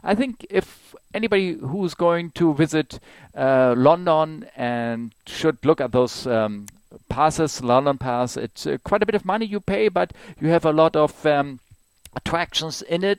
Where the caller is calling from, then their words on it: Germany; from Germany calling